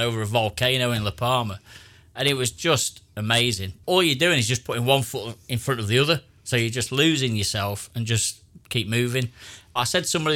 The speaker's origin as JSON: {"language": "English", "area": "Derbyshire", "region": "East Midlands", "country": "United Kingdom", "said": "I'm from Derbyshire"}